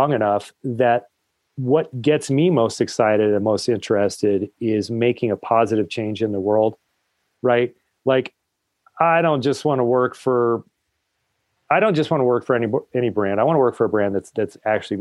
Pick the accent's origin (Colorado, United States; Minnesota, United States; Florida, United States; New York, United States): Colorado, United States; I'm actually a Colorado native